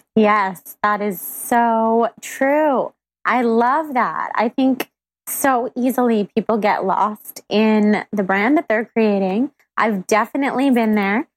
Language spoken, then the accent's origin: English; Sacramento, California, United States; moved away; I'm from Sacramento and I go back all the time